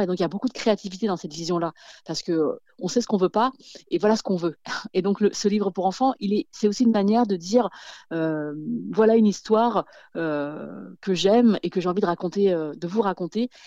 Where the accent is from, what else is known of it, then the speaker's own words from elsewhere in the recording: France; quand j'étais petite, j'ai grandi en France